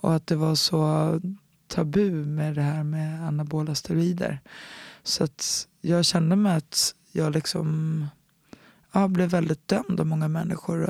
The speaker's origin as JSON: {"language": "Swedish", "town": "Stockholm", "region": "Stockholm County", "country": "Sweden", "tie": "born or raised there", "also_born_or_lived": "United States", "moved": "as an adult", "said": "en klubb som heter BK Dalen som låg i Enskededalen där jag är uppvuxen"}